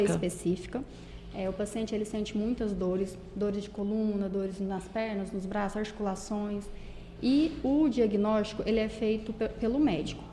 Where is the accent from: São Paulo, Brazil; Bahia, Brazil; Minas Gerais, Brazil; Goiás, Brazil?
Goiás, Brazil; Corumbaíba; moved away as an adult; now in Caldas Novas, Brazil; eu sou de Corumbaíba, mudei para Caldas Novas tem pouco tempo, tem mais ou menos um ano e meio